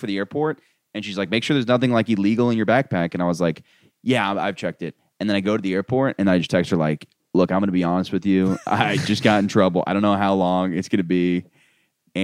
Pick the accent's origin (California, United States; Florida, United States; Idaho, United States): Florida, United States; Winter Park; I'm not from the Milk District. I'm from Winter Park